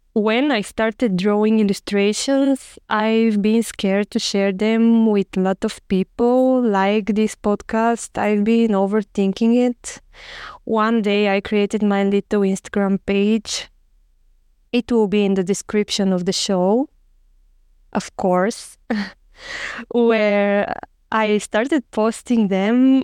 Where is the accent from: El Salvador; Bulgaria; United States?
Bulgaria; moved away as an adult; also born or lived in Sofia, Bulgaria; now in Barcelona, Spain; I'm from Bulgaria